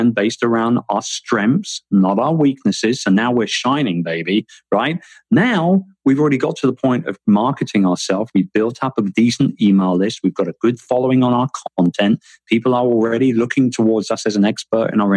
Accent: London, United Kingdom; moved away as an adult; also born or lived in Philippines; London, my hometown

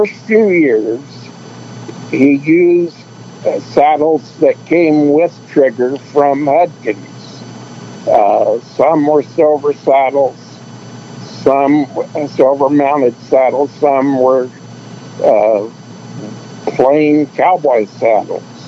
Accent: Birmingham, Alabama, United States; I grew up born and raised in Birmingham, Alabama

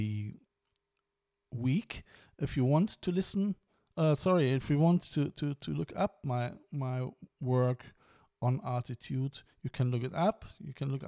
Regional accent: Cologne, North Rhine-Westphalia, Germany; now in Ireland; It is a local area in Cologne, and where I'm coming from.

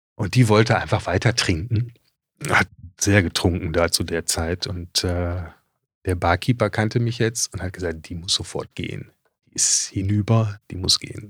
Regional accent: Düsseldorf, North Rhine-Westphalia, Germany; moved away as an adult; also born or lived in Hamburg; als Düsseldorfer

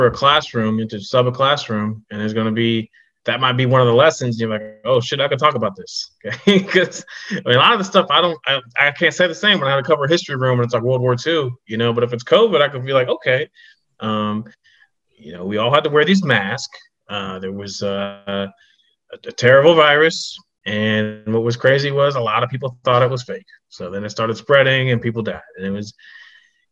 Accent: Miamisburg, Ohio, United States; now in New York, United States; I'm from Miamisburg

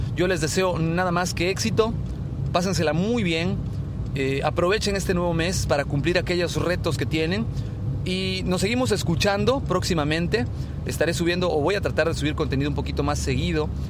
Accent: Mexico; a nosotros como mexicanos

